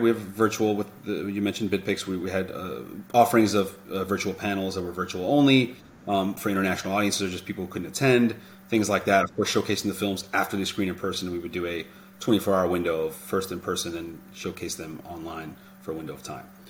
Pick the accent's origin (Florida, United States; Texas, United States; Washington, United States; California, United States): Florida, United States; Miami; moved away as an adult; now in Los Angeles, United States; I grew up in Miami